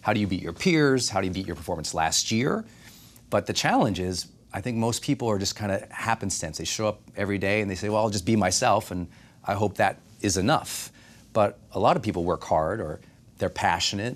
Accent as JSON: {"language": "English", "town": "Butte", "region": "Montana", "country": "United States", "said": "I thought if I ever made $40,000 in my life, no, I'd be rich, because I'm from Butte, Montana."}